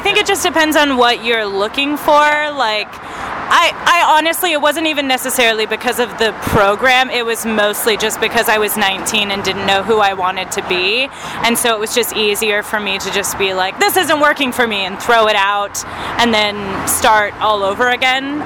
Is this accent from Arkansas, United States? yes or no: yes; Arkansas, United States; now in Phoenix, United States; I grew up in Arkansas